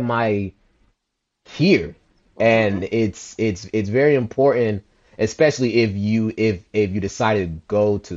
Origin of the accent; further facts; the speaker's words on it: United States; also born or lived in Liberia; I came into America at the age of 3. My mom and dad had sent my aunt to send for me. And I was born in Liberia.